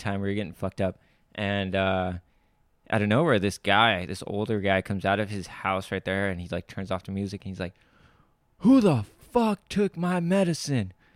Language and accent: English; Camarillo, California, United States; also born or lived in Puerto Rico; my dad got a job in California, moved over to California